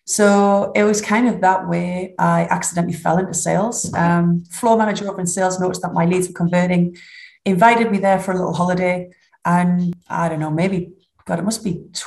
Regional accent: United Kingdom; accent: northern; I don't think you could get much more northern than that. So I hope you're going to subtitle or dub this for my accent

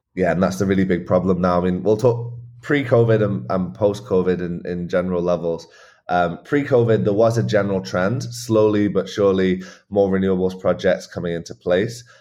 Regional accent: England, United Kingdom; moved away; also born or lived in Scotland; I grew up in England um, on a farm in a pretty rural area on the Welsh borders

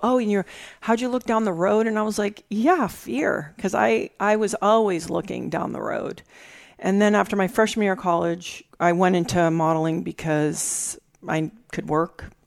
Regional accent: U.S. Virgin Islands; moved away; also born or lived in California; I was raised in the Caribbean, mm-hmm. in the mm-hmm. Virgin Islands

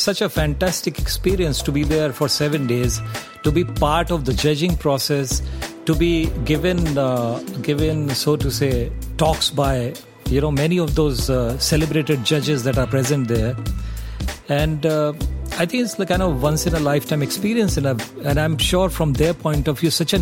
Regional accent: Agra, Uttar Pradesh, India; I grew up in Agra

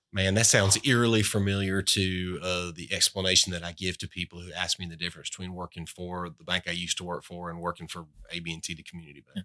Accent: Albany, Georgia, United States; also born or lived in Boynton Beach, Florida; a guy growing up in Albany, Georgia, bulldog heaven

